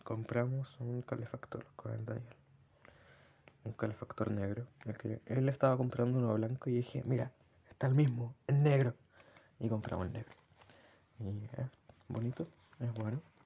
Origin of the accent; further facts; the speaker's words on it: Chile; accent: Chilean; mi acento es como muy de estar abajo, subir un poco, bajar. En cambio, como acentos extranjeros, ajenos al chileno